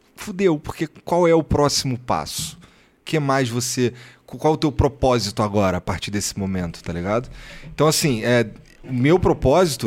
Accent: Rio de Janeiro, Brazil; eu sou carioca

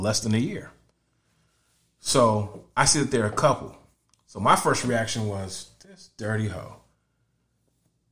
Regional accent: Connecticut, United States; now in Florida, United States; I'm from Connecticut. I'm still from the same kind of area. So we all talk the same language

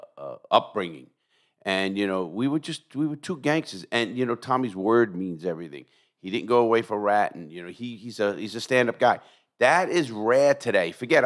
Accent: New York City, New York, United States; also born or lived in Bay Ridge, Brooklyn; when I grew up in the Bronx, we had five kids, a dog, parents, and we had a bathroom the size of my closet

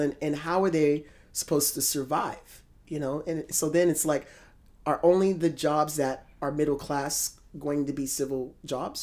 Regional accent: United States; as an American

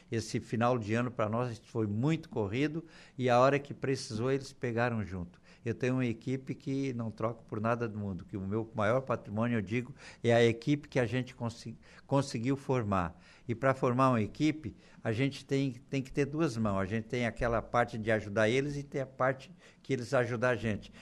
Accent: Torres, Rio Grande do Sul, Brazil; moved away as an adult; also born or lived in São João do Sul, Santa Catarina; now in Araranguá, Brazil; Nasci em Santa Catarina, mas me criei em Torres. A minha infância, dos, sete, dos anos até os vinte. foi em Torres

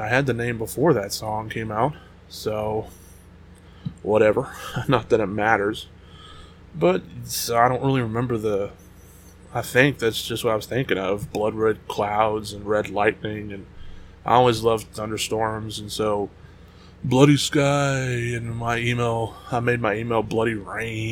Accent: United States; I'm American

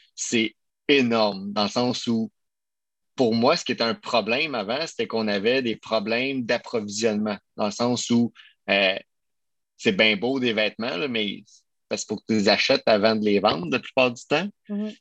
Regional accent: Quebec, Canada; on est des Québécois, on est une entreprise québécoise, canadienne

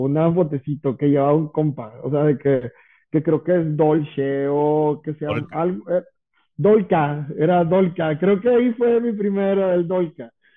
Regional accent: Santiago, Nuevo León, Mexico; yo soy originario de Villa de Santiago

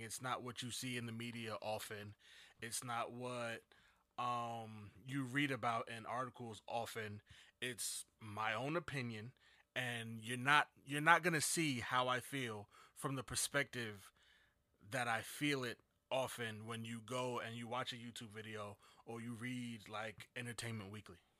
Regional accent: Jersey City, New Jersey, United States; I'm from New Jersey. Jersey City, to be exact.

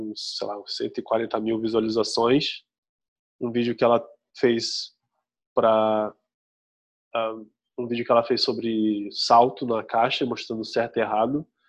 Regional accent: Brazil

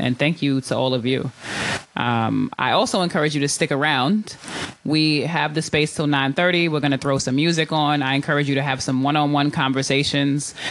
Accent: New York, United States; now in Oakland, United States; I'm from New York originally

